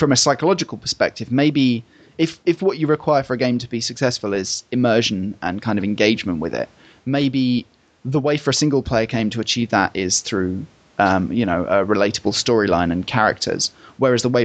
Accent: Essex, East of England, United Kingdom; Essex is my hometown. Home county.

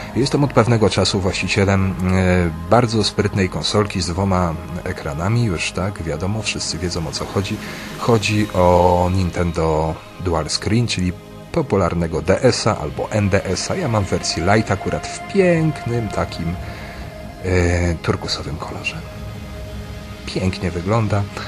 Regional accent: Pomeranian Voivodeship, Poland; ja z Pomorza

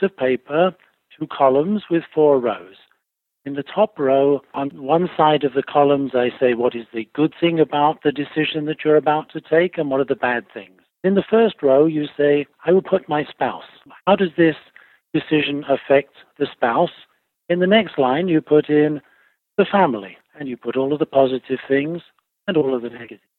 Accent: England, United Kingdom; moved away as an adult; also born or lived in Italy / Switzerland / California; now in Virginia, United States; I was born in England, and then for my work, I moved to Italy

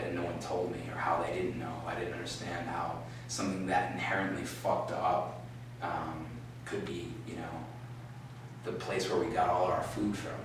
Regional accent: Providence, Rhode Island, United States; I'm from Providence, Rhode Island

